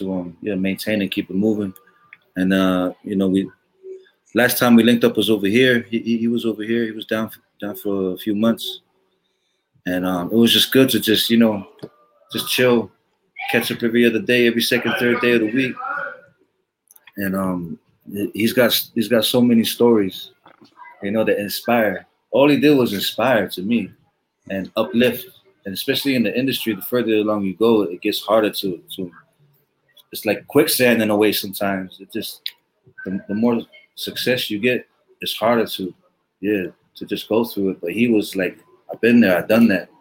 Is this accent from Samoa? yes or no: yes; Apia, Samoa; now in Auckland, New Zealand; growing up in Apia, it's real West Coast.